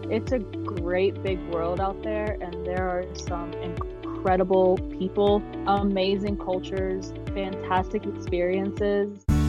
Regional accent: South Carolina, United States; moved away as an adult; also born or lived in Georgia; now in Austria; I grew up in South Carolina. So um, I was actually born in Georgia, but we moved when I was about two. So South Carolina has always been home for me

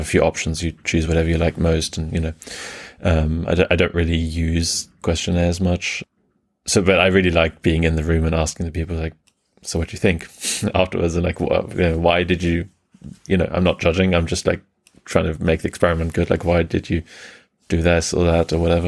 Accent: Germany; also born or lived in England; I was born in England and grew up mainly in Germany

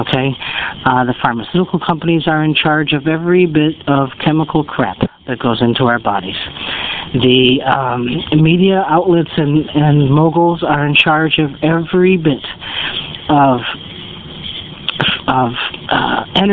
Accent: United States; we as an American people

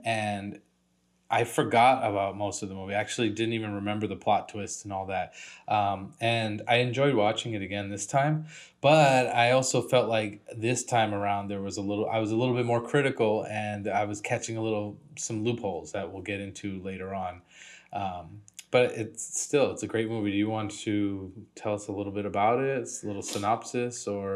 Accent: New England, United States; now in California, United States; I was born around the area. I got family still living over there

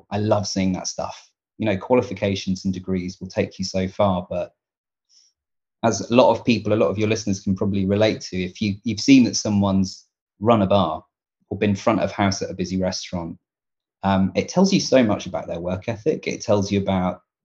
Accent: Devon, South West England, United Kingdom; I am a Devon guy. I grew up in Devon in the southwest of England.

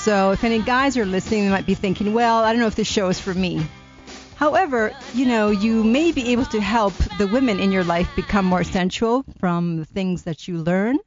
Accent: Canada; I'm Canadian too

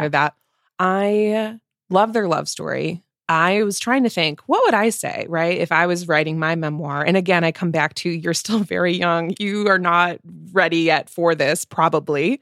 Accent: United States; we are coming at this as Americans, right? We're not British

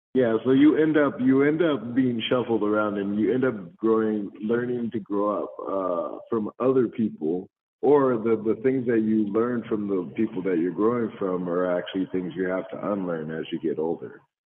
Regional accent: San Jose, California, United States; also born or lived in Compton, California; we grew up in Compton, so there the gang and stuff and all that. But um, uh, once I got into San Jose, San Jose was just really diverse

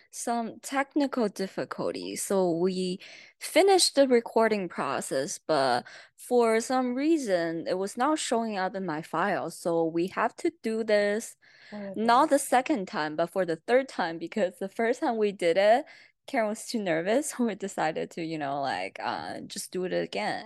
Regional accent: China; English is a second language; now in United States; I came all the way from China

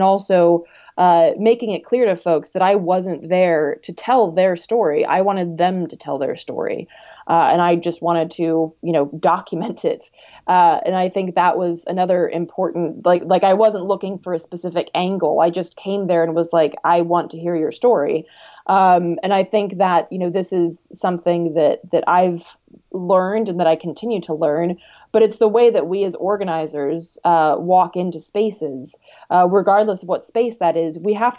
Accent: North Carolina, United States; moved away; I grew up in North Carolina. And so I, you know, I grew up among like rural Southern folks.

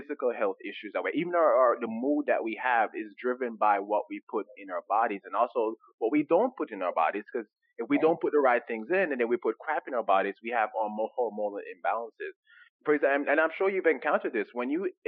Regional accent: Jamaica; moved away; growing up in Jamaica, when we come over here from Jamaica

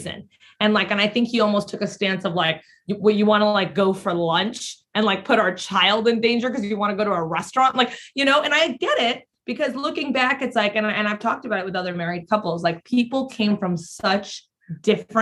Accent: Mexico; moved away; I grew up in Mexico

